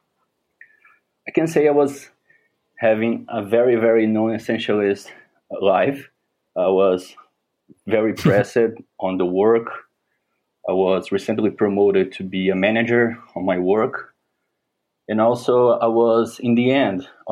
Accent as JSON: {"language": "English", "town": "Porto Velho", "region": "Rondônia", "country": "Brazil", "second_language": "English", "said": "I'm from Porto Velho. It's a city in the middle of the Brazilian Amazon forest."}